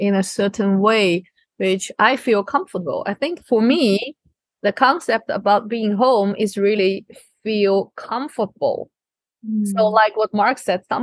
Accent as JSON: {"language": "English", "country": "China", "tie": "born or raised there", "also_born_or_lived": "Taiwan", "moved": "yes", "lives_now": "Netherlands", "said": "I grew up in China. I moved around in several places"}